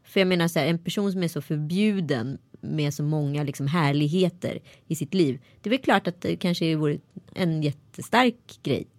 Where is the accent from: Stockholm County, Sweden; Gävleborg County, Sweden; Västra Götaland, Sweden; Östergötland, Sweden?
Västra Götaland, Sweden; Strömstad; jag var en bra neger i Strömstad